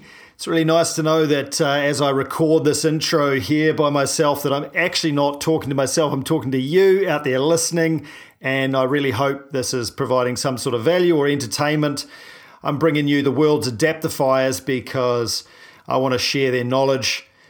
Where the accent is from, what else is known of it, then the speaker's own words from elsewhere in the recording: New Zealand; I'm a paraplegic from New Zealand